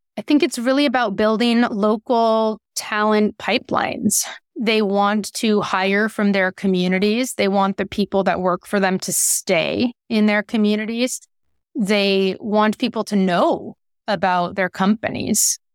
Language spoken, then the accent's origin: English; Concord, California, United States; also born or lived in San Francisco, California; I was born in San Francisco in the Mission District, and my parents and grandparents were community organizers, and I grew up in Concord and went to Concord High School.